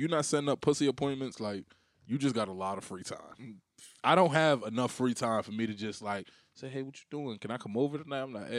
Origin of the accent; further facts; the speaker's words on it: Bridgeport, Connecticut, United States; also born or lived in Harlem; Bridgeport raised me.